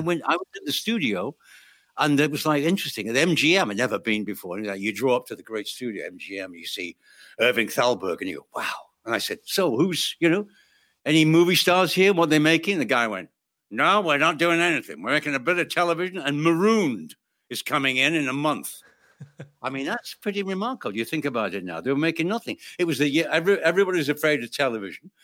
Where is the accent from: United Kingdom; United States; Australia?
United Kingdom; I'm British